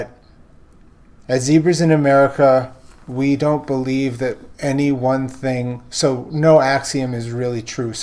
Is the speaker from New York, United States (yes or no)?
yes; New York City, New York, United States; moved away; I'm a fourth generation Brooklynite